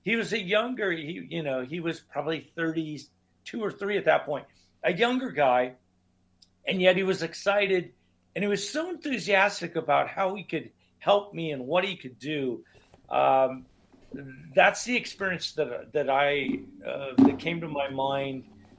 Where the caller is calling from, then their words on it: Oregon, United States; Just outside of Portland, Oregon, on the West Coast.